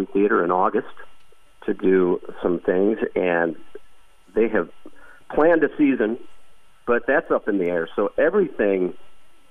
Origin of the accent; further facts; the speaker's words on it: Brooklyn, Michigan, United States; moved away as an adult; now in Las Vegas, United States; I'm from Brooklyn, Michigan, class of 86 from Columbia Central, and I reside in Las Vegas currently